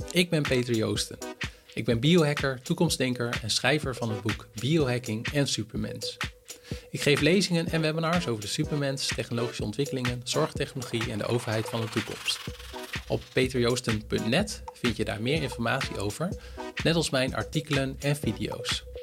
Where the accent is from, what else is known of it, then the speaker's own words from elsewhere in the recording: Netherlands; Als Hollander.